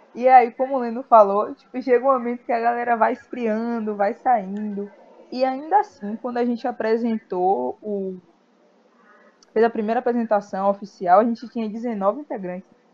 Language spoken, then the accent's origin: Portuguese; Amélia Rodrigues, Bahia, Brazil; Eu sou da cidade de Amélia Rodrigues, que é pertinho de Feira de Santana.